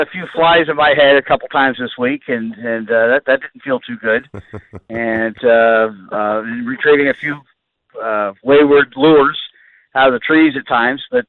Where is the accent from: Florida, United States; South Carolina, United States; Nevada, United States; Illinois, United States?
Florida, United States; Miami; as a kid growing up in Miami here